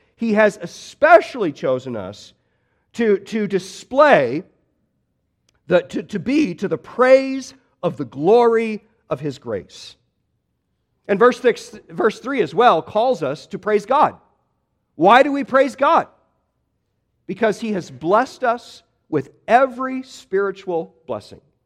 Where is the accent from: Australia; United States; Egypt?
United States; Midwest; moved away; I grew up in the Midwest